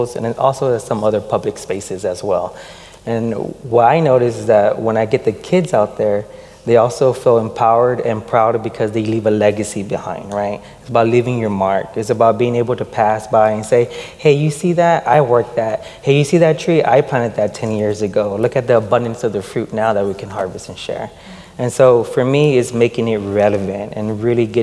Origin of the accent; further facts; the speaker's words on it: Houston, Texas, United States; teacher in the very community that I was born and raised in Houston, Texas